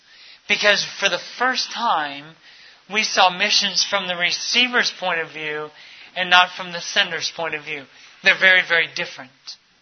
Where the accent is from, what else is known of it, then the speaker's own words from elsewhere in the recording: Minnesota, United States; born there; also born or lived in Texas / Ecuador / Mali / Florida; Growing up, I was born in Minnesota, in the frigid north. We moved to Texas, spent some time in Ecuador from time to time. We moved over to Mali, West Africa for a year, and then moved back to the U.S. and down into Florida.